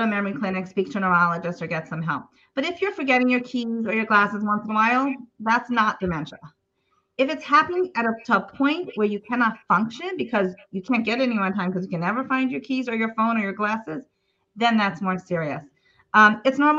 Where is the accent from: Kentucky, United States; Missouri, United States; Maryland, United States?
Maryland, United States; Baltimore; moved away as an adult; now in Israel; in the nursing homes in Baltimore, where I'm from Baltimore